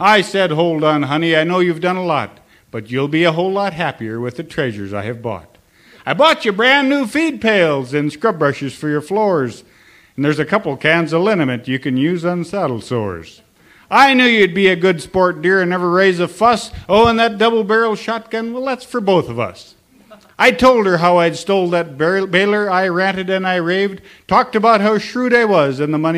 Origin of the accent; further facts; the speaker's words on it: Sims, North Dakota, United States; also born or lived in Almont, North Dakota; I am from Sims, North Dakota. That's 58520. And I'm also from Almont, North Dakota.